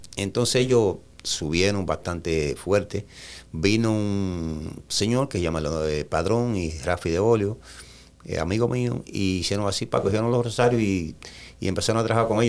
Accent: Jarabacoa, La Vega, Dominican Republic; moved away as an adult; also born or lived in Santo Domingo, Dominican Republic / New York, United States / West Palm Beach, United States; now in United States; yo nací en La Vega, pero me crié en Jarabacoa

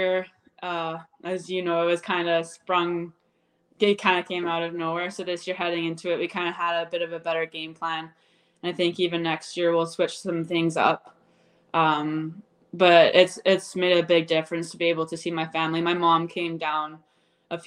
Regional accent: Abbotsford, British Columbia, Canada; now in Red Deer, Canada; I grew up in Abbotsford, BC, but I currently live in Red Deer, Alberta now. We moved in 2014

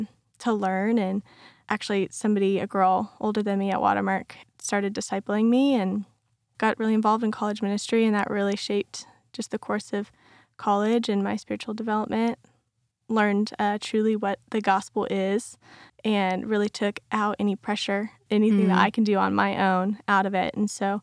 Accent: Tucson, Arizona, United States; I grew up in Tucson, Arizona. And so, being Christian was definitely not the normal thing.

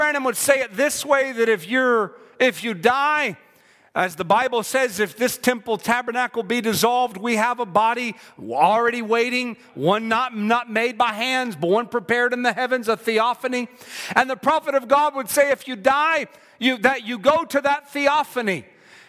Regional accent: South Carolina, United States; I'm from South Carolina.

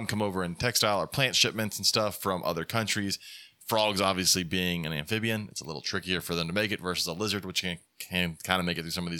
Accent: Alabama, United States; I'm from Alabama.

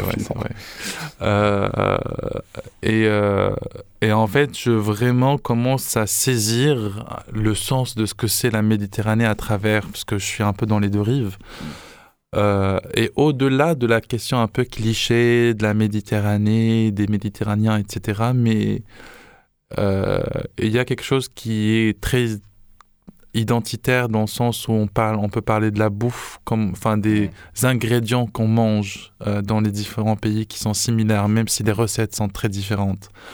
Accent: Morocco; chez nous au Maroc

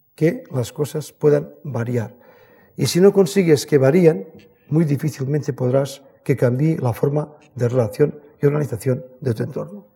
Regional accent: the Pyrenees, Spain; Yo soy nacido en el Pirineo

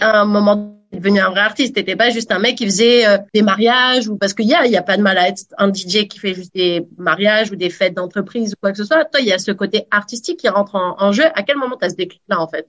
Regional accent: France; now in Canada; en tant que Française de France

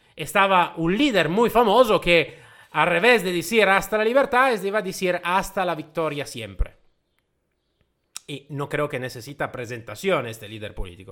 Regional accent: Italy; first language Italian; Spanish is a second language; yo soy de origen eh, itálica, ¿vale? El mi idioma madre es el italiano.

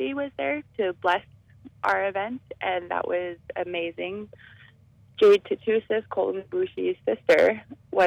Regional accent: Enoch Cree Nation, Alberta, Canada; I am from the Enoch Cree Nation

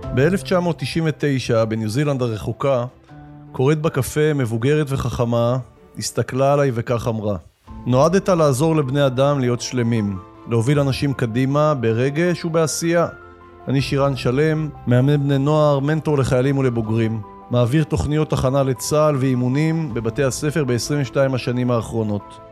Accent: Yagur, Haifa District, Israel; הקיבוץ שבו גדלתי חוגג 100

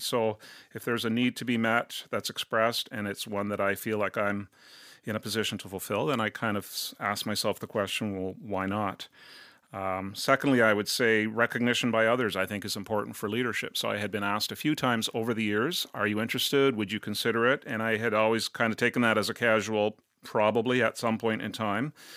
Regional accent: Cornwall, Ontario, Canada; also born or lived in Brampton / St. Catharines; I grew up in Cornwall in Eastern Ontario.

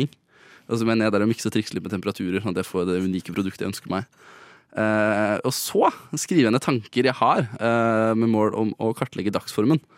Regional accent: Østfold, Norway; Jeg er fra Østfold.

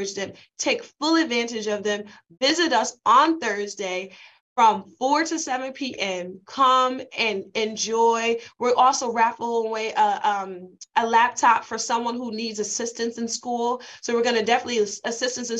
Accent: Bridgeport, Connecticut, United States; I'm from Bridgeport

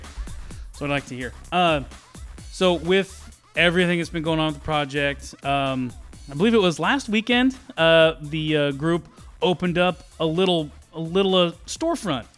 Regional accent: Eastern Oregon, United States; the team I was on from Eastern Oregon were just like a bunch of little tiny towns that made up our, our Tri-County All-Star team

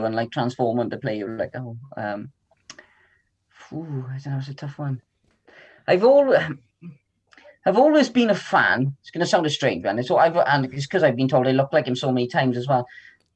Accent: Tredegar, Wales, United Kingdom; Tredegar. It's my hometown

